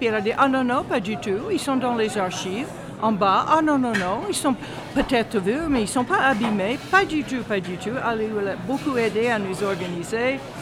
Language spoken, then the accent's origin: French; United States; French is a second language; moved away as an adult; also born or lived in Houston, Texas; now in Strasbourg, France; je suis d'origine américaine. mais ça fait très très longtemps, maintenant je suis française, ça fait très longtemps que je vis en France